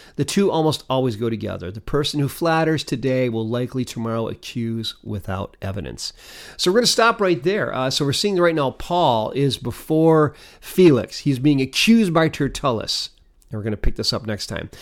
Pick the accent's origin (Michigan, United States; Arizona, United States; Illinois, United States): Michigan, United States; Detroit; now in Canandaigua, United States; Having come from the city of Detroit